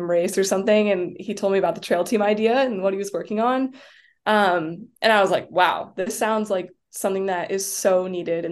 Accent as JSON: {"language": "English", "town": "Jackson", "region": "Wyoming", "country": "United States", "tie": "born or raised there", "also_born_or_lived": "Washington", "said": "my hometown in Jackson"}